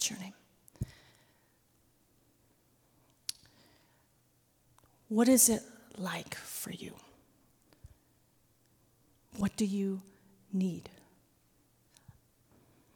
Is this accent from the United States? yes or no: yes; United States; my identity as a second-generation Korean-American woman